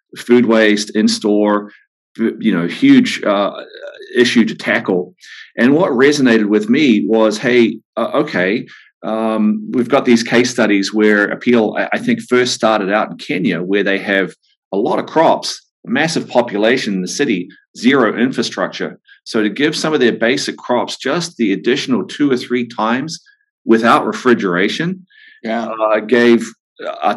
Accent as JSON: {"language": "English", "country": "New Zealand", "tie": "born or raised there", "moved": "as an adult", "lives_now": "Santa Barbara, United States", "said": "my journey began growing up on a farm in New Zealand. You can tell from my accent"}